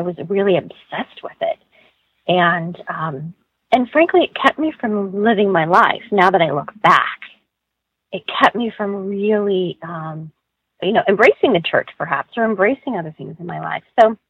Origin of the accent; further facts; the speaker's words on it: Iowa, United States; What I was a kid that grew up in the Midwest. I grew up in Iowa. I grew up in a Catholic family.